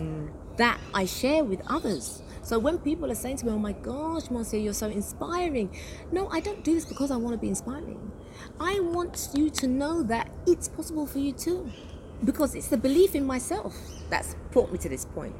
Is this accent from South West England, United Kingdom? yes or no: no; London, United Kingdom; moved away as an adult; now in United Arab Emirates; I'm from the UK. I come from London.